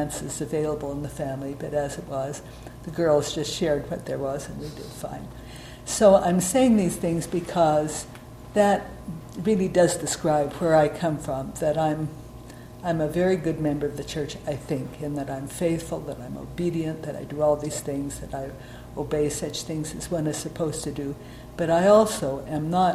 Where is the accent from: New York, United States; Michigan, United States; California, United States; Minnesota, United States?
California, United States; Oakland; I was born in Oakland, California.